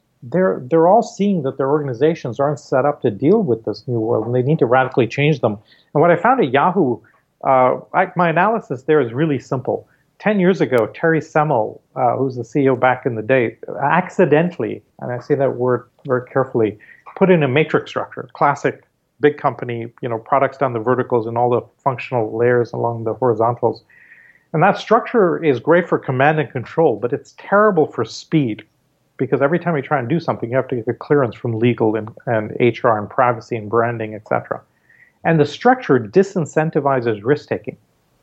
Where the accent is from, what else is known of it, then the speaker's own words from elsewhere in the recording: India; And so growing up in India, I mean, every time we went to school, the school bus took us through the Dharavi slums